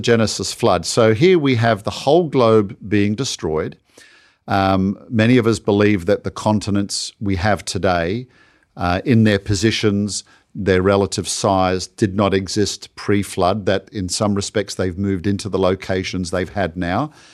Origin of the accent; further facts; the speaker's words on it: Australia; my home country of Australia